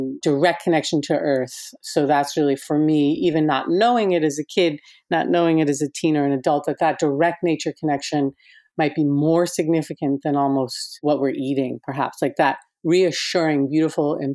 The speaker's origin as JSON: {"language": "English", "town": "New York City", "region": "New York", "country": "United States", "tie": "born or raised there", "said": "I was raised in New York City's East Village"}